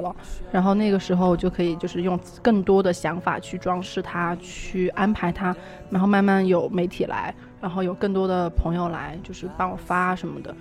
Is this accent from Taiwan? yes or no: no; Emeishan, Sichuan, China; also born or lived in United Kingdom; now in Shanghai, China; 我是一个来自俄美的，嗯，喜欢吃辣、按摩和旅行的瀑布通通女孩